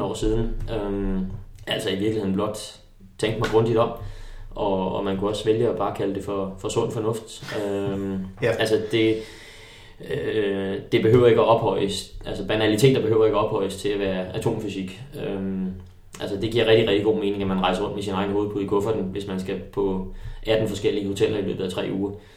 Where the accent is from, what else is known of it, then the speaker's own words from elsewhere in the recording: Holbæk, Zealand, Denmark; moved away as an adult; also born or lived in Tølløse; det er også det sted, hvor jeg, øh, hvor jeg har haft min, min ungdom. Jeg gik i øh, gymnasiet i Holbæk